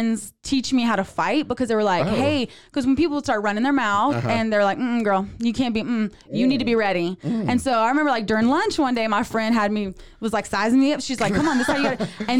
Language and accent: English; South Louisiana, United States; now in Waco, United States; I'm from South Louisiana.